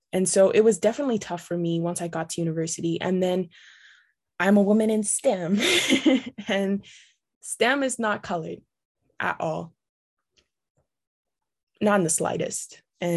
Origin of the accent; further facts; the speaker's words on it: Brisbane, Queensland, Australia; now in Canada; I grew up in Australia, in a city that was very diverse, Brisbane.